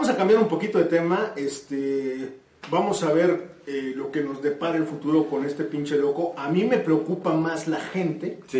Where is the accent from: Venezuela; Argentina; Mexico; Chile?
Mexico; yo ya no vuelvo a viajar ahí como mexicano que soy.